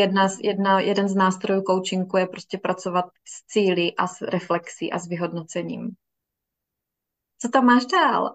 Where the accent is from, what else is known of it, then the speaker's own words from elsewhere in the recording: Miroslav, South Moravian Region, Czechia; Pocházíme ze stejného města, z Miroslavy, na Jižní Moravě.